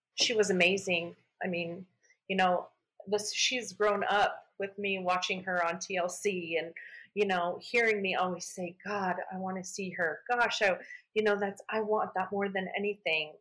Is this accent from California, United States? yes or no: no; Arizona, United States; I'm from Arizona